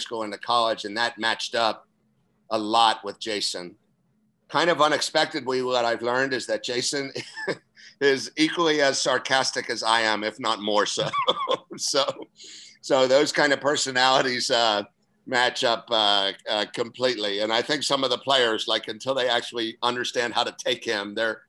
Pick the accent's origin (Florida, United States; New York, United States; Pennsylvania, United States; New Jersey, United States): Florida, United States; Central; moved away as an adult; now in Toledo, United States; my areas are not only Central Florida and then up and into Jacksonville. So that's my area kind of back in my hometown and area